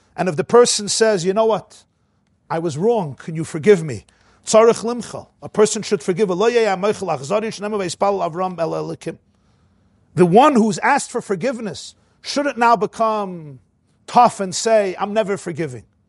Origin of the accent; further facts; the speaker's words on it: New York City, New York, United States; I grew up in the Crownite section of Brooklyn.